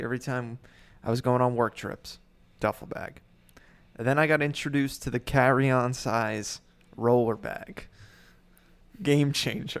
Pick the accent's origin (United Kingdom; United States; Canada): United States; New Jersey; I'm from New Jersey